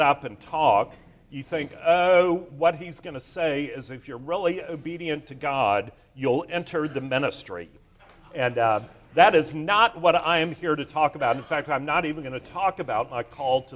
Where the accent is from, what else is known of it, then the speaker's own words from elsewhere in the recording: Charleston, South Carolina, United States; I grew up here in Charleston